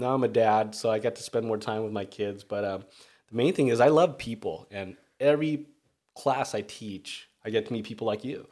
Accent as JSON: {"language": "English", "town": "Redondo Beach", "region": "California", "country": "United States", "tie": "born or raised there", "said": "I'm from Redondo Beach. Um, I moved there maybe grade school, so I'd like to say that's my hometown"}